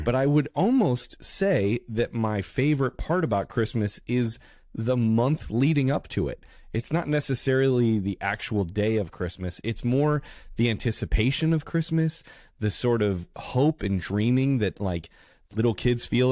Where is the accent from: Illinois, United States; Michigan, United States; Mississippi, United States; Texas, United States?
Illinois, United States; Carol Stream; also born or lived in New York City; now in Los Angeles, United States; I'm originally from Chicago, Illinois, uh, from, uh, the suburb of Carroll Stream